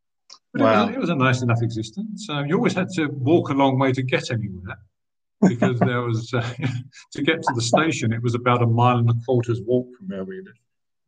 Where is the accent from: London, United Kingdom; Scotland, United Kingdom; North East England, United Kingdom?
London, United Kingdom; Rainham; also born or lived in West Ham, East London; I was born in West Ham in East London, not too far from the old football ground, actually, at Upton Park, in 1953. So I'm 68 years old now. And very soon after I was born, in fact, my parents moved out to Raynham in Essex